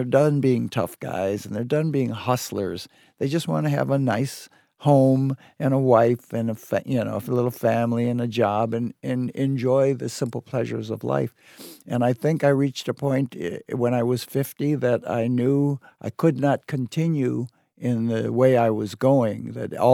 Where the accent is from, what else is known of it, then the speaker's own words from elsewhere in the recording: United States; But I'm an American, and I'm an American returned citizen